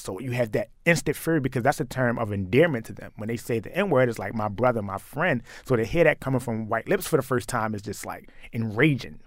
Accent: Baltimore, Maryland, United States; growing up in Baltimore

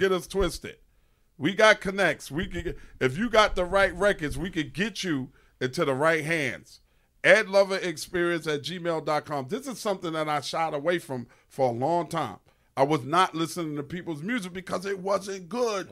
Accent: New York, United States; I'm from New York

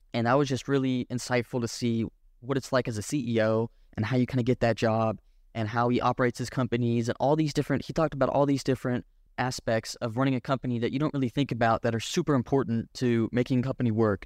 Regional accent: Boerne, Texas, United States; I moved here when I was six years old, and I've lived here ever since

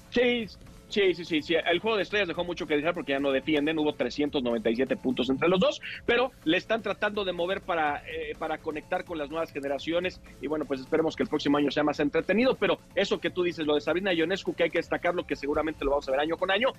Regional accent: Mexico; para los mexicanos nos debe dar mucho orgullo. Es que yo sé que luego somos bien malinchistas

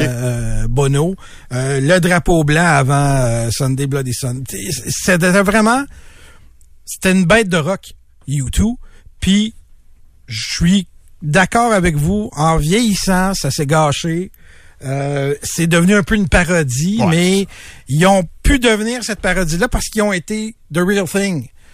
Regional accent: Montreal, Quebec, Canada; je suis originaire de Montréal

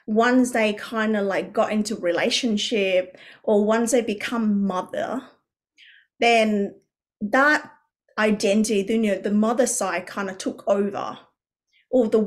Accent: Vietnam; moved away; I grew up originally in Vietnam, where we had a lot of cultural conditioning

